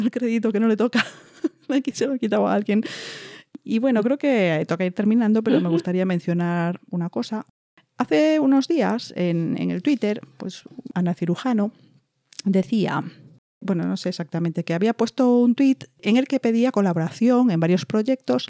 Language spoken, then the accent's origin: Spanish; Spain; siendo española